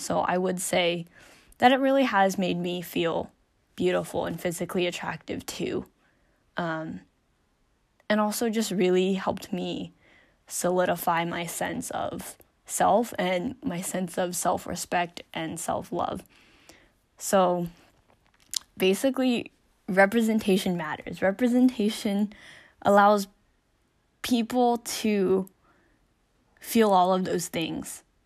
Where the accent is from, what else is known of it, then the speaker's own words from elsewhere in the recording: United States; I'm not Korean, I'm Chinese American